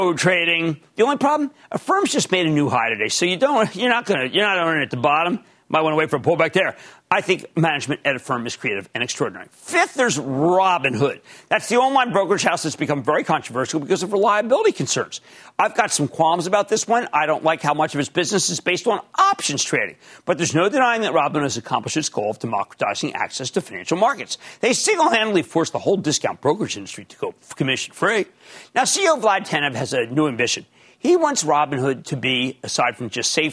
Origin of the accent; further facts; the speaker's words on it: Philadelphia, Pennsylvania, United States; accent: Philadelphia; That's my Philadelphia accent